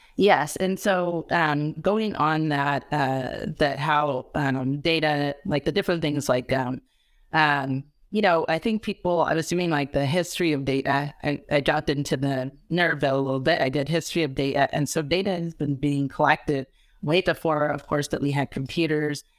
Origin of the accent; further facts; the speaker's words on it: California, United States; I'm a Californian